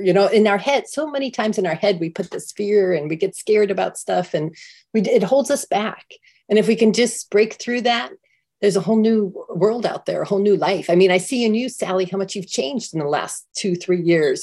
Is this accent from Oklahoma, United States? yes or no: no; San Diego, California, United States; I'm from San Diego